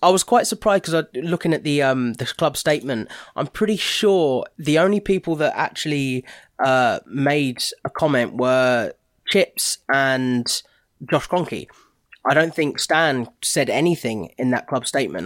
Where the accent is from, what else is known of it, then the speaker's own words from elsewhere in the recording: Watford, East of England, United Kingdom; I was born in Watford